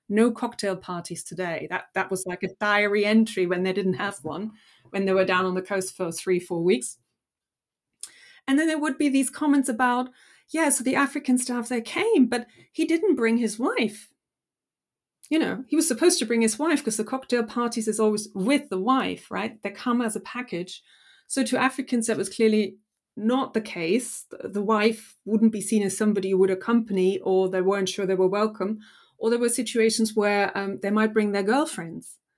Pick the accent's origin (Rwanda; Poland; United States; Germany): Germany; now in United Kingdom; So obviously, I came from Germany, hadn't been in Britain that long